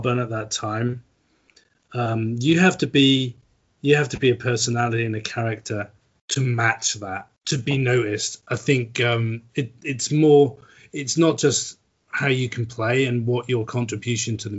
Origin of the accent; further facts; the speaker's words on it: Norwich, East of England, United Kingdom; Dave's a local councillor in my hometown at the moment